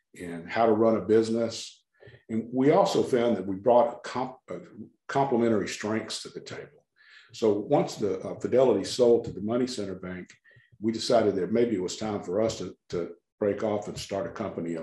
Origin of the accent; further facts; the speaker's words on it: Beaumont, Texas, United States; I went to work for a large car dealership back in my hometown of Beaumont, Texas